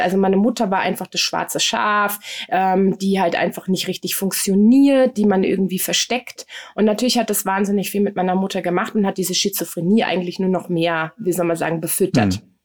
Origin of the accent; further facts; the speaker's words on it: Frankfurt am Main, Hesse, Germany; Ich bin äh, in Frankfurt am Main äh, zur Welt gekommen